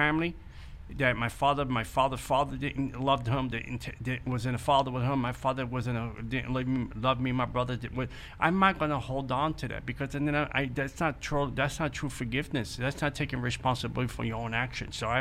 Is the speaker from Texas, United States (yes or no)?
no; New York City, New York, United States; I grew up in the Bronx